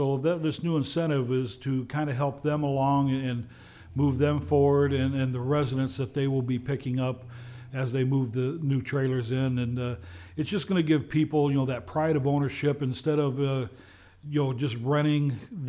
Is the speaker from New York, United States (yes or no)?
no; Kewaunee, Wisconsin, United States; I was born and raised here in Kewaunee, you know, and I love this city. This is going to be home for me, you know, for the rest of my life.